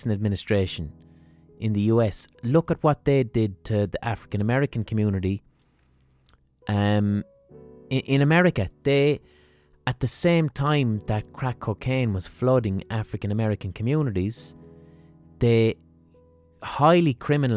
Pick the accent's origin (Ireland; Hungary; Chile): Ireland